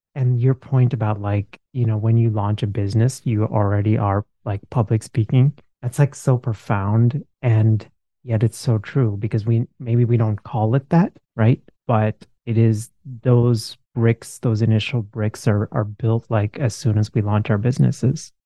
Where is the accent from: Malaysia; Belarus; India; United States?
India; moved away; I grew up in India